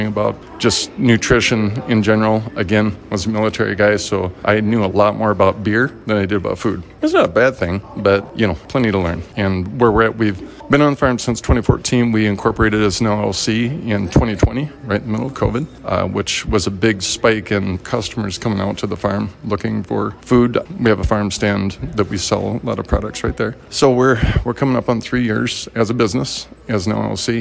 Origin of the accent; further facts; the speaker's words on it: South Dakota, United States; moved away; I grew up in South Dakota